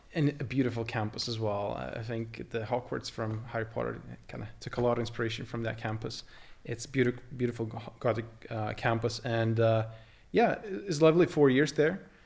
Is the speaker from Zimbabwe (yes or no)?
no; Lithuania; moved away as an adult; I grew up in Lithuania. I spent my first eighteen years, uh, the local, uh, there